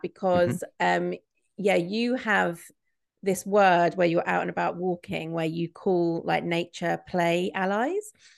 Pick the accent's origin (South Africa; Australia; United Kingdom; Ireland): United Kingdom; Midlands; I grew up in the Midlands in the nineties